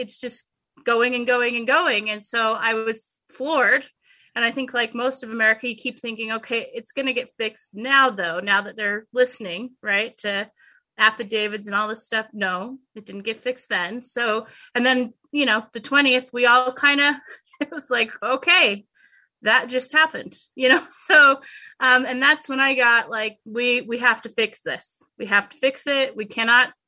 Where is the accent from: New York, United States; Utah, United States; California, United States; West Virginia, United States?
Utah, United States; moved away as an adult; I'm born and raised in Utah